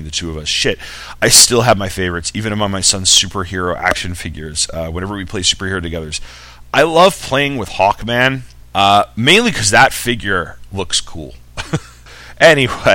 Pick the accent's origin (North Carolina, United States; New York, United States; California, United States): New York, United States; Long Island; We're both from Long Island